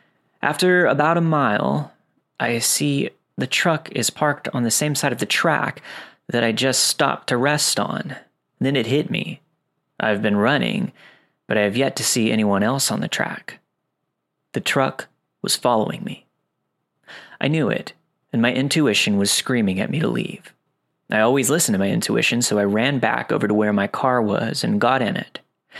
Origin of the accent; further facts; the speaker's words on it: Ripley, Mississippi, United States; Back in 2010, I was still living in my hometown of Ripley, Mississippi. This is a very small town of around 4,000 people.